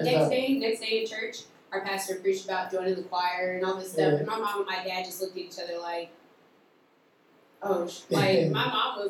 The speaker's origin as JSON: {"language": "English", "town": "Knoxville", "region": "Tennessee", "country": "United States", "said": "I'm from Knoxville, Tennessee."}